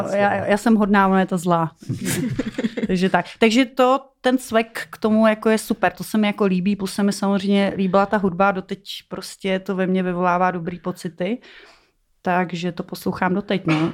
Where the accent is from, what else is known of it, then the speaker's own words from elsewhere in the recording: Žatec, Ústí nad Labem Region, Czechia; jsem chodila na koupaliště v Žadci, tyjo, protože pocházím z Žadce